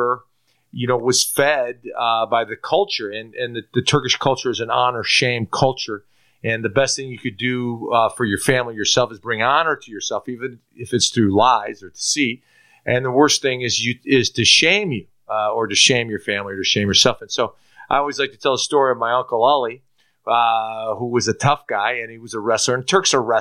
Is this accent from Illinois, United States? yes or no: yes; Chicago, Illinois, United States; also born or lived in Istanbul, Turkey; I was born in Istanbul, Turkey. I come to this country to play American football. You know, I grew up in Chicago.